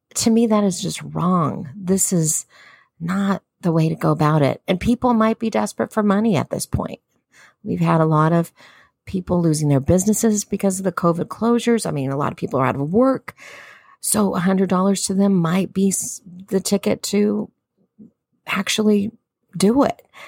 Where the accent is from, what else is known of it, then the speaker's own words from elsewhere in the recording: Southern California, United States; I'm Southern Californian